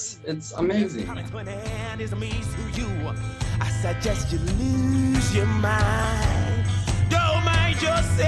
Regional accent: Johannesburg, Gauteng, South Africa; the area and the neighborhood where we're from in Johannesburg, Soweto

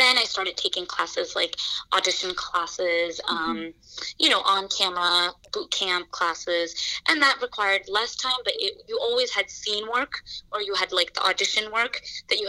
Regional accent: New Jersey, United States; moved away as an adult; now in New York City, United States; I am from New Jersey. I moved to New York City

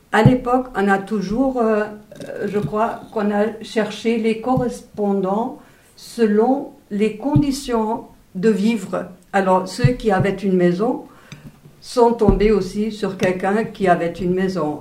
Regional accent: Wuppertal, North Rhine-Westphalia, Germany; French is a second language; also born or lived in East Germany; c'est une ville de 400 euh, 000 habitants à peu près. Et euh, après l'école primaire, j'ai changé au lycée

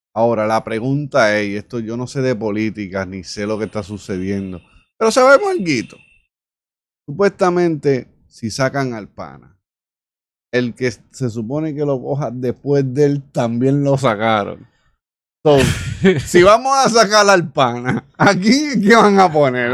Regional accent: Isabela, Puerto Rico; moved away; nuestro pueblo, Isabela, de la comunidad donde yo soy, de Mantilla

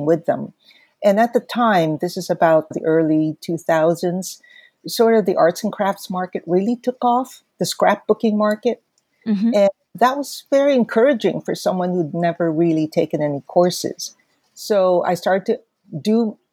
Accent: Manila, Metro Manila, Philippines; moved away as an adult; also born or lived in San Francisco, United States / Berkeley, United States; I grew up in Manila, went to school there basically until graduating high school

